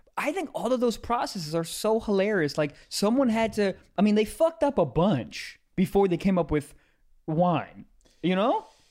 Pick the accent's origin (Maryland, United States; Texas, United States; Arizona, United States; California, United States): Maryland, United States; I'm from Maryland